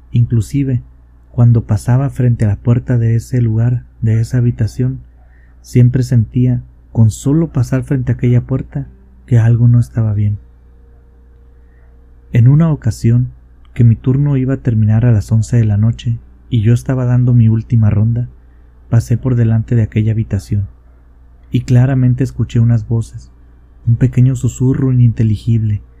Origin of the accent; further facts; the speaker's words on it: La Paz, Baja California Sur, Mexico; born there; A mí me pasó en un hospital de la ciudad donde yo nací, en la ciudad de La Paz, Baja California Sur.